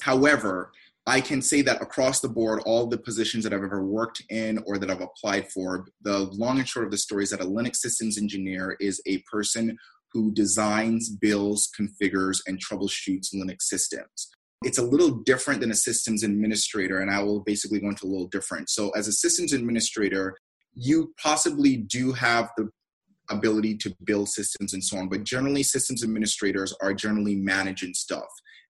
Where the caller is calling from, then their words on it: Herndon, Virginia, United States; So I'm calling from the beautiful state of Virginia.